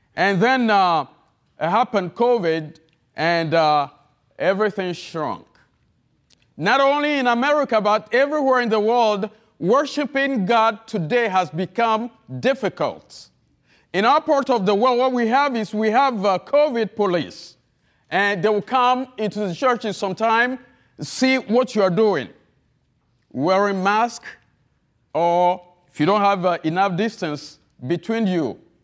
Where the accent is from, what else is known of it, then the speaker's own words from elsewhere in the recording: Togo; accent: heavy accent; English is a second language; moved away as an adult; also born or lived in Florida / New Orleans; now in United States; I'm not an American. I'm from the country of Togo, French speaking